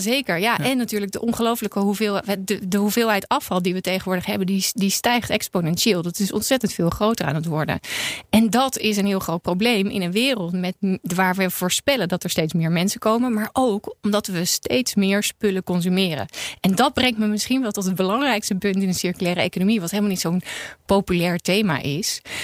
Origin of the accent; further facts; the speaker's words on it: Netherlands; ik voel me wel een ontzettend bevoorrecht mens als Nederlander, maar ook als vrouw in Nederland